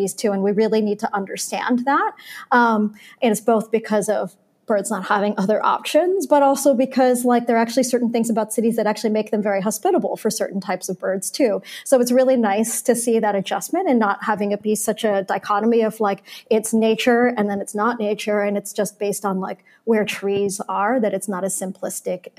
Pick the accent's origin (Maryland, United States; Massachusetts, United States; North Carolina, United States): Maryland, United States; Baltimore; also born or lived in South Florida; now in New York, United States; summers as a kid in Baltimore